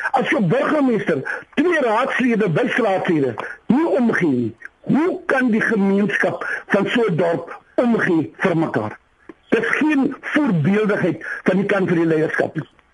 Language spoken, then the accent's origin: Afrikaans; Sandkop, Northern Cape, South Africa; ek is eintlik van Sandkop hier by die dag deurgery, Sandkop die dorpie na Springbok.